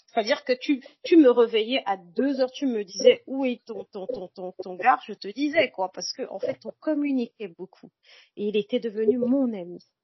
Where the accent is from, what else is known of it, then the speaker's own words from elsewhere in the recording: Bafoussam, West, Cameroon; moved away; also born or lived in Cotonou, Benin; je suis née à Bafoussam, au Cameroun